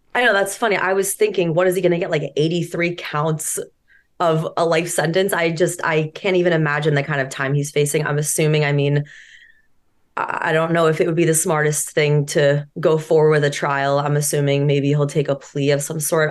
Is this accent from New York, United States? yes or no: no; Marblehead, Massachusetts, United States; I'm from Marblehead